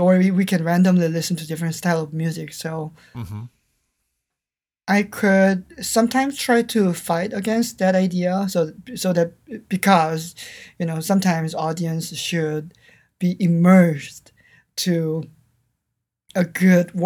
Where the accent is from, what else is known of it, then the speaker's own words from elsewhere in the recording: South Korea; English is a second language; moved away; when I was growing up in South Korea